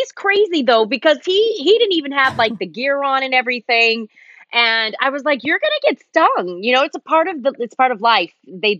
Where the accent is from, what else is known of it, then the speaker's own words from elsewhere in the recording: Los Angeles, California, United States; also born or lived in Germany; now in Northern California, United States; living in Los Angeles, I pretty much grew up there. I was born in Germany, but lived most of my life. I moved there when I was 11, and I just moved away from Los Angeles about 3 years ago.